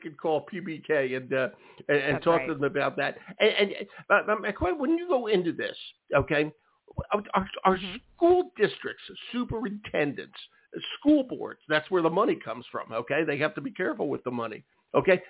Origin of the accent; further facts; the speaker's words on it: Philadelphia, Pennsylvania, United States; I grew up in Philadelphia, and the schools I went to for the most part were very old